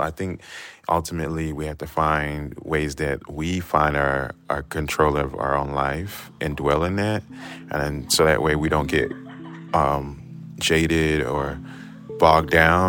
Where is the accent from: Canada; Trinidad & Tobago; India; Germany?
Trinidad & Tobago; now in Chicago, United States; So even though I'm Trinidadian and we have carnival.